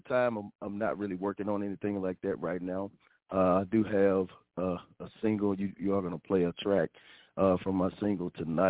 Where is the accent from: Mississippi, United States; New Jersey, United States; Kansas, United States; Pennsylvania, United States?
Mississippi, United States; Coldwater; I'm from Coldwater, Mississippi. I worship there at the West Oak Grove Church of Christ in Hernando, Mississippi